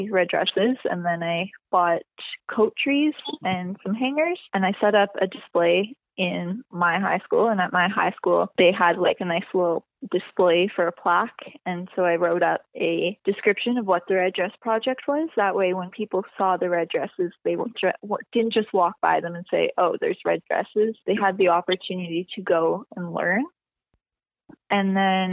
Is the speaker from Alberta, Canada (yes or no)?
yes; Fort McMurray, Alberta, Canada; Fort McMurray, my hometown